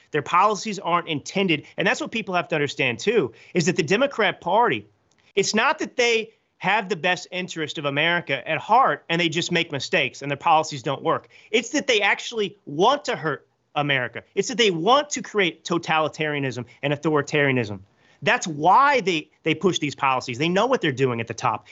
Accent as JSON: {"language": "English", "region": "Texas", "country": "United States", "tie": "born or raised there", "also_born_or_lived": "New York City / Milan / Hollywood", "moved": "as an adult", "said": "I grew up in Texas to conservative parents"}